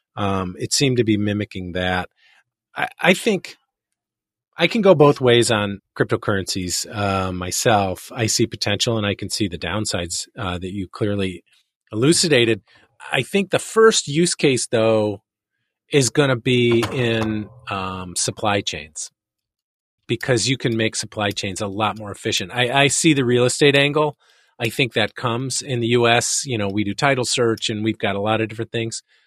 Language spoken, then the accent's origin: English; Chicago, Illinois, United States; I'm Chicagoan